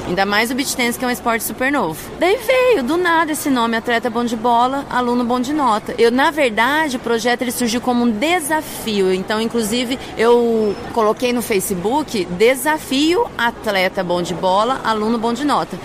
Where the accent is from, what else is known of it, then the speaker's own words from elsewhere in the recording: Mato Grosso do Sul, Brazil; pessoas lá do meu estado mesmo, Mato Grosso do Sul